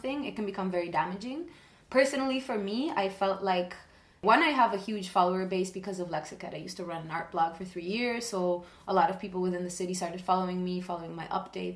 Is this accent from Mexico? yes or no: no; Argentina; I'm from Argentina